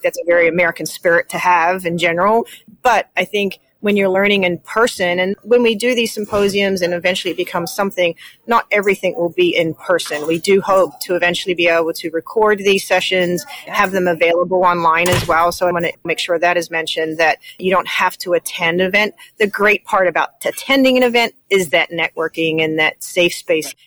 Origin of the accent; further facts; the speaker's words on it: New Zealand; moved away as an adult; now in Indiana, United States; I'm originally from New Zealand. I came to the United States to learn about professional dog handling, and I never left